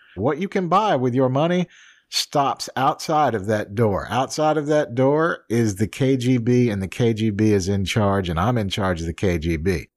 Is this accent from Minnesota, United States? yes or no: no; New Orleans, Louisiana, United States; I grew up in New Orleans, so off and on